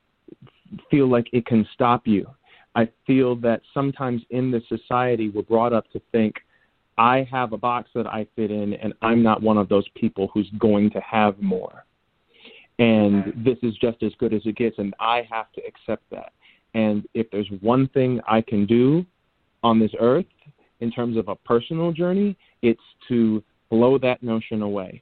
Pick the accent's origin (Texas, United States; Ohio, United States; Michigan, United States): Michigan, United States; Detroit; I'm from Detroit. My mom taught public school English in the heart of Detroit. We grew up poor